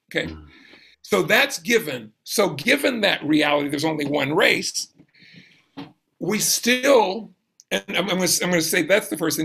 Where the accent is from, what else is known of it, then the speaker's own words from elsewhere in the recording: Brunswick, Georgia, United States; now in Louisville, United States; I grew up in Georgia, South Georgia